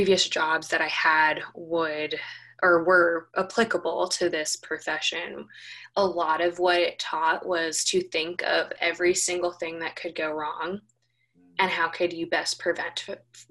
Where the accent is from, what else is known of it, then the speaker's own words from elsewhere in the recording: Los Angeles, California, United States; moved away as an adult; also born or lived in New York; now in Tennessee, United States; I'm originally from Los Angeles. I now live in Tennessee, and I moved here almost, I think it was almost a year and a half ago from New York